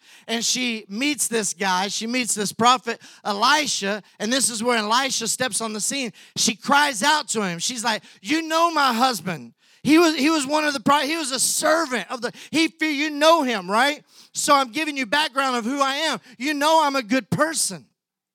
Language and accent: English; Brownfield, Texas, United States; now in Humble, United States; When I was a kid, I grew up in Brownfield, Texas